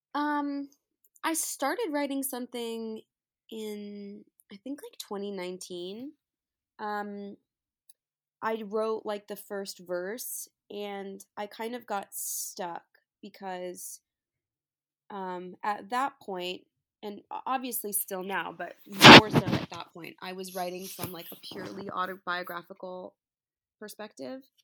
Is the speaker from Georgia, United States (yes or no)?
no; New York, United States; moved away as an adult; now in Los Angeles, United States; I'm from New York, so I went back to New York for a while to be with my family